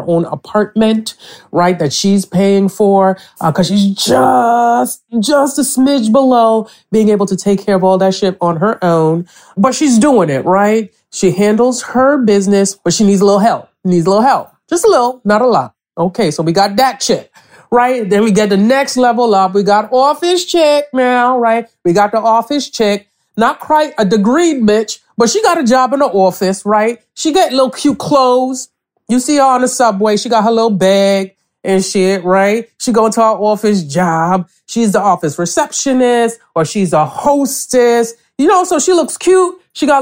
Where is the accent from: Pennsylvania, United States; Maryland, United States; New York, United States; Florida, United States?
New York, United States; New York City; also born or lived in Nigeria / Connecticut; I grew up in a Nigerian household in East Flatbush, Brooklyn